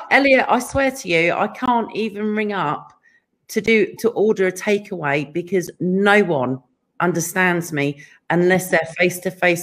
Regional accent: England, United Kingdom; now in California, United States; being English

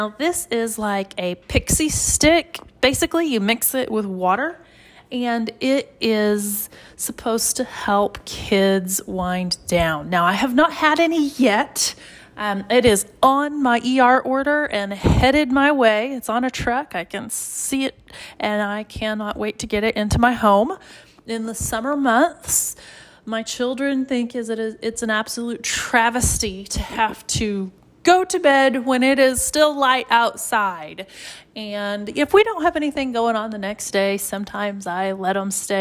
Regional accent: Oklahoma, United States; I'm from Oklahoma

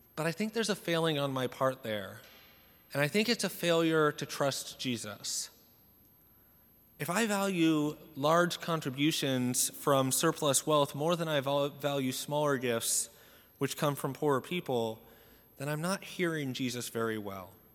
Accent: Salem, United States; I grew up in Salem, attending Saint Joseph's Church, and it's the biggest parish in our diocese

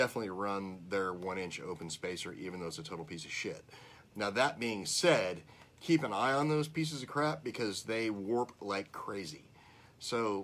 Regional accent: California, United States; moved away; when I grew up in California, and I raced for the first

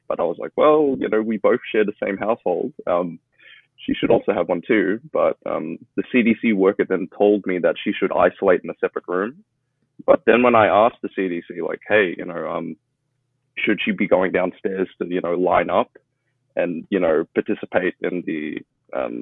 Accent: Melbourne, Victoria, Australia; now in Shanghai, China; I'm originally from Melbourne, Australia

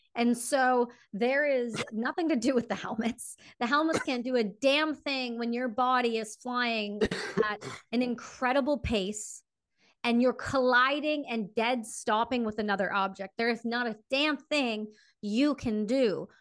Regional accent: Canada; me being Canadian

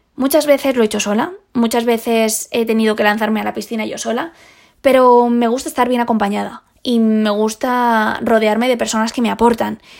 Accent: Spain; Esa fue la primera vez que salí sola de, de España

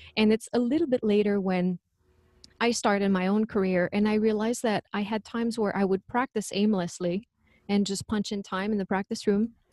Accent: Quebec, Canada; accent: French; English is a second language; moved away; I'm originally from Quebec, so that's where the French accent comes from.

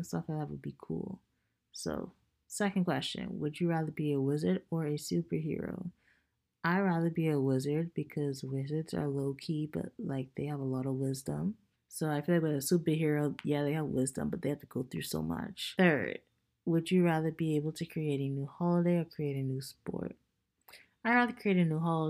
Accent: Bahamas; now in Tampa, United States; Living in Tampa, I'm not that close to the ocean, I feel. Like, growing up in the Bahamas

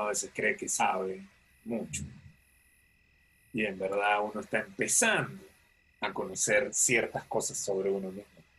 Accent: Panama; yo siempre me quejo de los panameños, creo que todos hacemos lo mismo

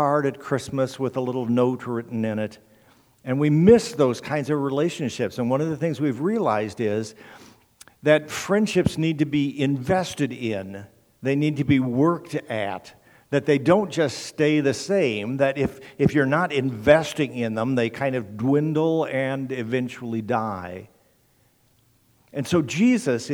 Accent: Indiana, United States; I'm a Hoosier. I grew up in Indiana

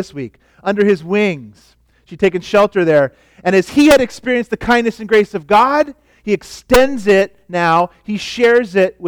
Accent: California, United States; now in Oregon, United States; I come from California where we used to wear a lot of sandals. I'm glad I'm in Oregon now

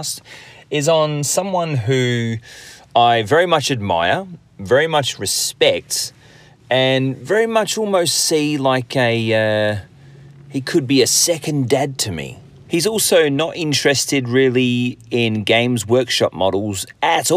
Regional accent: England, United Kingdom; I'm from England

